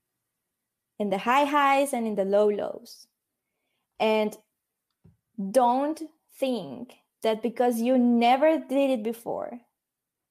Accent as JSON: {"language": "English", "country": "Mexico", "moved": "as an adult", "lives_now": "Netherlands", "said": "I come from Mexico. It was never my intention to move outside of Mexico. Never, okay? So I moved to the Netherlands when I turned 30 years old"}